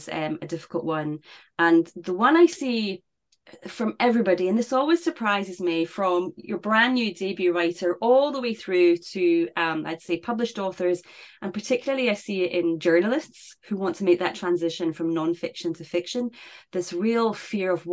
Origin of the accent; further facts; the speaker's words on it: United Kingdom; for us in the UK